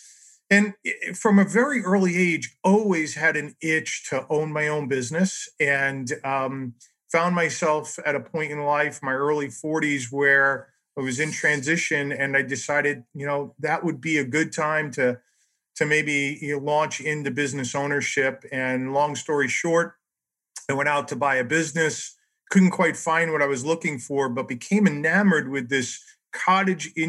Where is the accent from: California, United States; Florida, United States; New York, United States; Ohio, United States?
New York, United States; now in Chicago, United States; I'm not originally from here. I'm originally from New York.